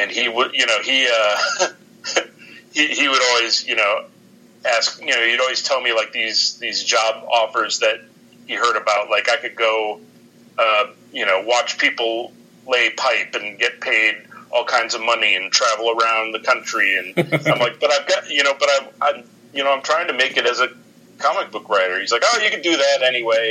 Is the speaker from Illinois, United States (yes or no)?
no; northern Wisconsin, United States; moved away as an adult; also born or lived in Milwaukee, Wisconsin / Ohio; So when I was 8 years old, we moved up to northern Wisconsin. I grew up in around Milwaukee, and then we moved up to northern Wisconsin